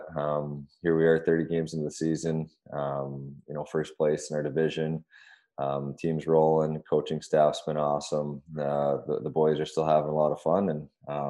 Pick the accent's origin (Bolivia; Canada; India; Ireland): Canada; also born or lived in California; now in Washington, D.C., United States; I grew up on the West. I played in California for 6 years. So, I mean, I was a West Coast guy.